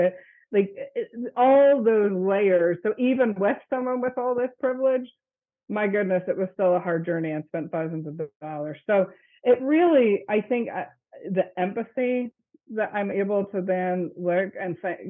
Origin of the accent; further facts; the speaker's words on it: Northern Ireland, United Kingdom; moved away; I grew up in the Presbyterian Church in Ireland, and that was not a possibility for me to even actually be a member of a congregation there.